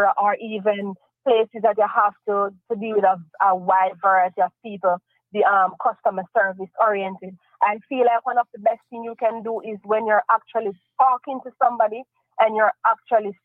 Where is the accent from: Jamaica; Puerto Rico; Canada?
Jamaica; now in Cayman Islands; as a Jamaican